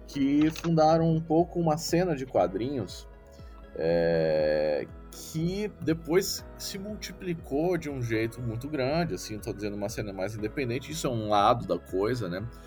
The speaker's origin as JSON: {"language": "Portuguese", "town": "Brasília", "region": "Federal District", "country": "Brazil", "moved": "yes", "said": "eu sou de Brasília, eu não estou em Brasília no momento, mas eu sou de Brasília"}